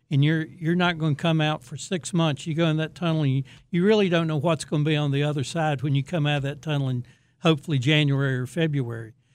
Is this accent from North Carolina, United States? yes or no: yes; Raleigh, North Carolina, United States; I grew up in Raleigh, went to N C State